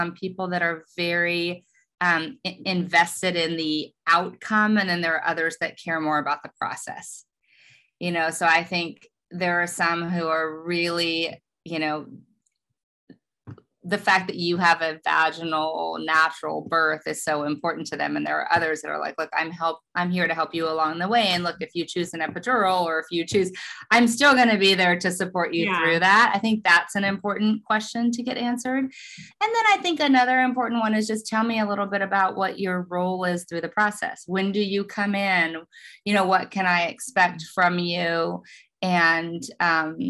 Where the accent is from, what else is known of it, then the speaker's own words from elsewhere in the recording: Oklahoma, United States; now in Los Angeles, United States; I'm from Oklahoma